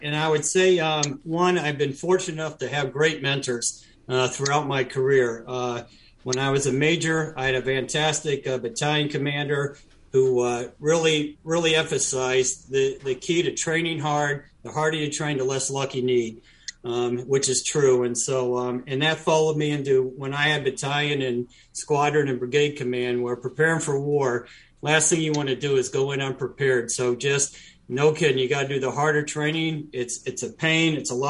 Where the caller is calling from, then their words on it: Jacksonville, Florida, United States; So, yeah, I'm calling in from Jacksonville, Florida, which is where my wife and I decided to live after retiring.